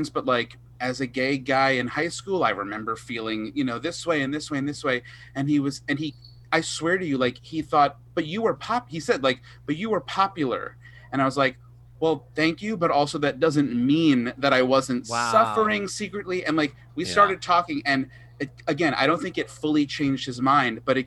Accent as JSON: {"language": "English", "area": "Long Island", "region": "New York", "country": "United States", "said": "I'm from Long Island, it's like buffoon nation"}